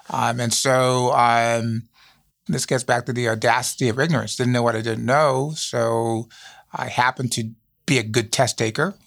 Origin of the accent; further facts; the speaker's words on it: U.S. Virgin Islands; also born or lived in Saint Thomas, U.S. Virgin Islands; now in Chicago, United States; born on Saint Thomas, growing up on Saint Croix, also one of the U S Virgin Islands